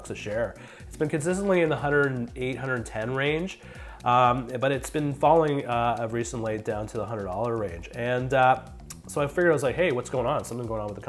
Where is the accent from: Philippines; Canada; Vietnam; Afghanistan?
Canada; I'm a Canadian, I live in Canada, so I deal with Canadian dollars